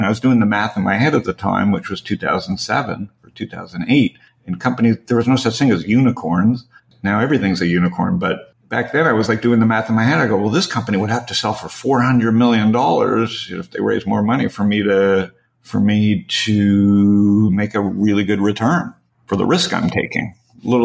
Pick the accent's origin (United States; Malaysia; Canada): Canada; Toronto, Ontario; I grew up in Toronto